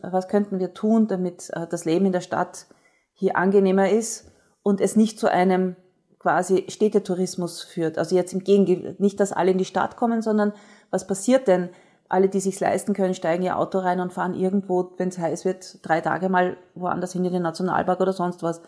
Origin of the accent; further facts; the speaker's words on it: Austria; bei uns in Österreich